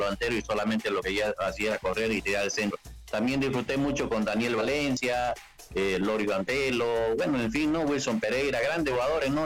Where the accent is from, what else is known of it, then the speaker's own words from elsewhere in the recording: Santa Cruz, Bolivia; moved away as an adult; en mi país yo soy boliviano, orgulloso de ser boliviano, eh, cruceño